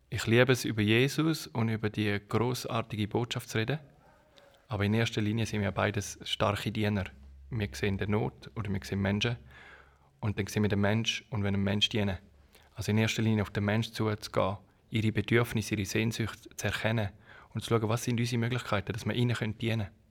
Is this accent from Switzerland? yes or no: yes; Switzerland; moved away; also born or lived in Kenya; als Schweizer